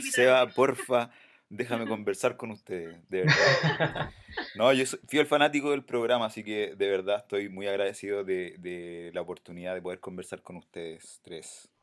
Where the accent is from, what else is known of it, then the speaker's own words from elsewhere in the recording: Santiago, Santiago Metropolitan Region, Chile; representando aquí el sector sur, no, yo vengo de La Pintana